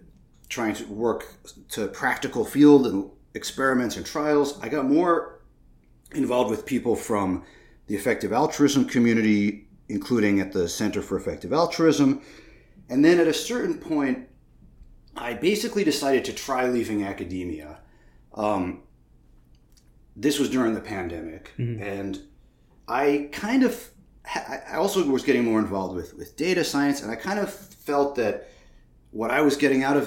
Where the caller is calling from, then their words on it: Massachusetts, United States; I'm calling in from Western Massachusetts.